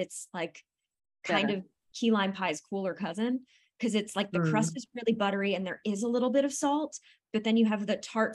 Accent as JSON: {"language": "English", "region": "New Jersey", "country": "United States", "tie": "born or raised there", "said": "Also born and raised in New Jersey"}